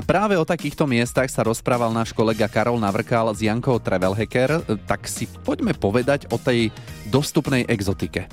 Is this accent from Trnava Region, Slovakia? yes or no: yes; Trnava, Trnava Region, Slovakia; u nás v Trnave